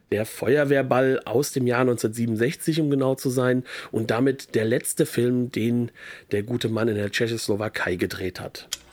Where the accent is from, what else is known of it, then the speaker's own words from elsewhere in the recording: France; bei uns in Frankreich